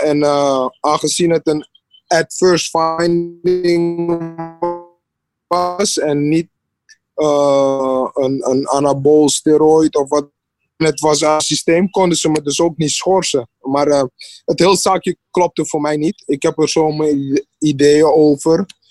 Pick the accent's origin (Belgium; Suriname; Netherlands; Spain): Suriname; ik kom uit Suriname